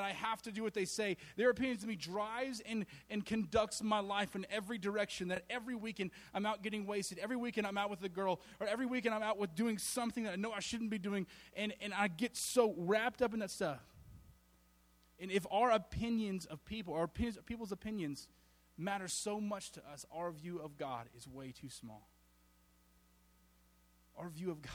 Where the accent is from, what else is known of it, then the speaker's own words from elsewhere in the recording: Alabama, United States; I was from Alabama. And so I still am.